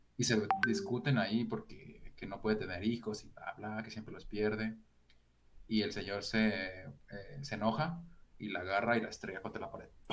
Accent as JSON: {"language": "Spanish", "country": "Mexico", "said": "soy un mexicano sin mostacho"}